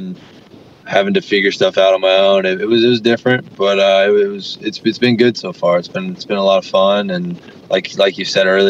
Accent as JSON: {"language": "English", "country": "United States", "tie": "born or raised there", "moved": "as an adult", "lives_now": "Perth, Australia", "said": "I'm growing up in America"}